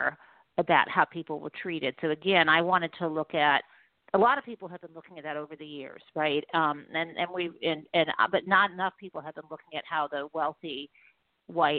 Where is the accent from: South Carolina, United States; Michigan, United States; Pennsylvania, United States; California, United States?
Michigan, United States; Detroit area; I grew up in the Detroit area.